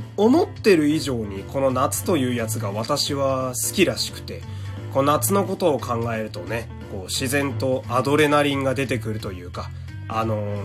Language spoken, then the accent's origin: Japanese; Fukui, Japan; moved away; 自分の実家がある福井県